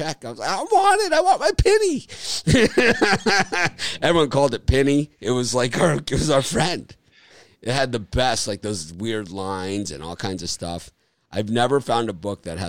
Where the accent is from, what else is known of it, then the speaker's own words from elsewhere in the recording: Miami, Florida, United States; moved away; also born or lived in Chicago; I'm from Miami